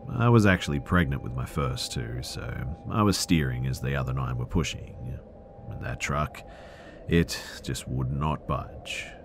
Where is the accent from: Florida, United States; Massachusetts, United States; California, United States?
Florida, United States; West Palm Beach; I grew up in West Palm Beach.